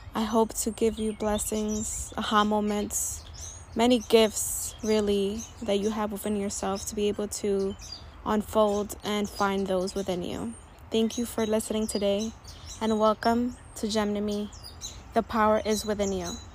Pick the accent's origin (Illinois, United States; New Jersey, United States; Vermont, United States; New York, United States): New York, United States; New York City; I'm a young, proud, first generation Latina born and raised in Washington Heights.